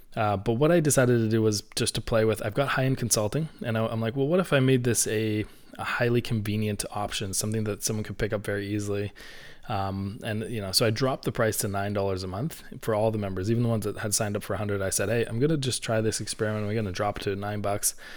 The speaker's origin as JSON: {"language": "English", "country": "Canada", "said": "I'm Canadian, so I say niche"}